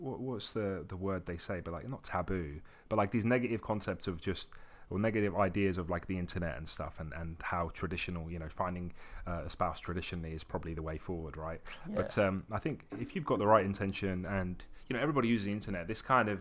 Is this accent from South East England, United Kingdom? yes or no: yes; Brighton, South East England, United Kingdom; also born or lived in Essex / Morocco / Tunisia; So I was born in Essex. And then I didn't really stay there too long. I lived in Morocco for a little bit, came back to the UK and then lived in Tunisia. And then I came to Brighton.